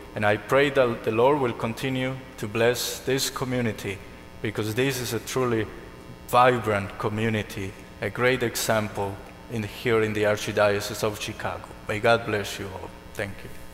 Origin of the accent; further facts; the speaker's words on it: Colombia; moved away; I'm from Colombia